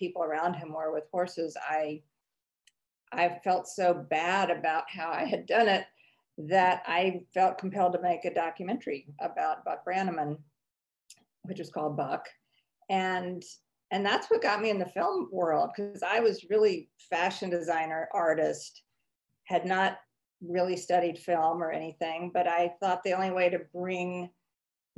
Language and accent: English; Mississippi, United States; moved away as an adult; also born or lived in New York; I am a Southern girl. I grew up in Mississippi, and then I moved to New York when I was in my 20s